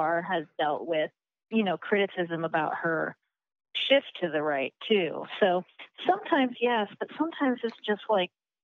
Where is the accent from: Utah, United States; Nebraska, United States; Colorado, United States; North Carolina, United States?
Colorado, United States; I'm from Colorado